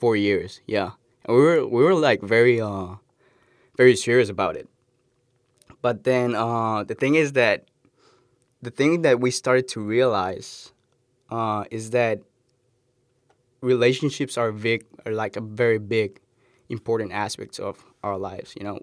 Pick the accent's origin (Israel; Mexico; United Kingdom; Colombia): Colombia; Cali, Valle del Cauca; now in United States; I'm from Colombia, Cali, Colombian.